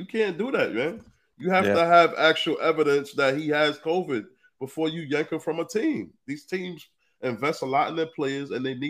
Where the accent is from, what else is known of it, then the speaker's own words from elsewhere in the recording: New York City, New York, United States; that's my hometown team. I grew up like blocks away from Barclays Center.